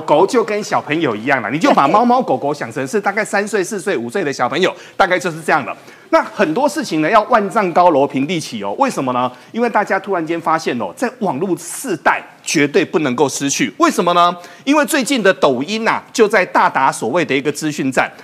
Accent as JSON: {"language": "Chinese", "country": "Taiwan", "said": "我们台湾人"}